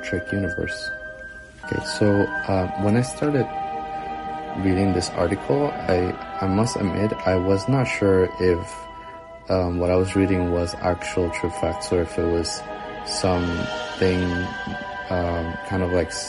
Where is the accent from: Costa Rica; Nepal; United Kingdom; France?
Costa Rica; now in Nashville, United States; I'm originally from Costa Rica, but currently I'm in the United States.